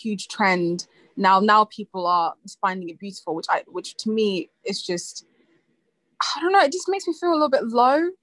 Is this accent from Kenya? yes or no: no; Zimbabwe; moved away; in Zimbabwe when I grew up in Africa